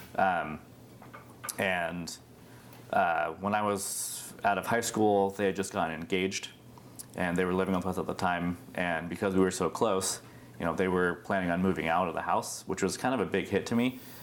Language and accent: English; Beaverton, Oregon, United States; also born or lived in India; I was actually adopted from India uh, when I was five months old and was adopted into a, a lovely family in Beaverton.